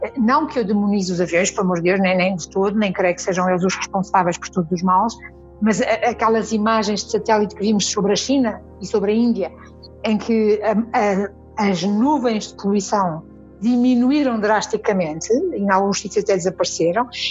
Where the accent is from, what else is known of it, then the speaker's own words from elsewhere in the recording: Azores, Portugal; now in Lisbon, Portugal; eu sou dos Açores, eu venho de uma ilha no meio do mar